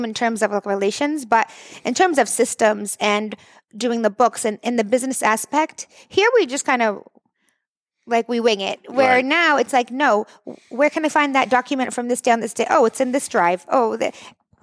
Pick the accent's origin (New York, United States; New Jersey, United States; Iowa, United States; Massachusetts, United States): Massachusetts, United States; the Valley; I grew up in the Valley, born and raised.